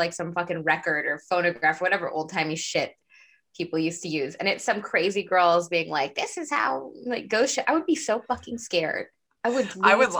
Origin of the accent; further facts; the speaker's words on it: Texas, United States; I grew up in Texas